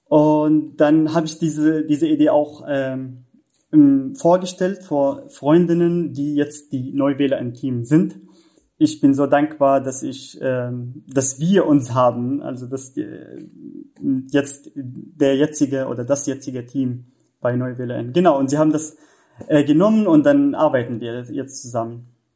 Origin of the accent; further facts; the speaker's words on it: Syria; German is a second language; moved away as an adult; now in Germany; ich komme aus Syrien und da, ähm, ja, ich, ich habe dort Jura studiert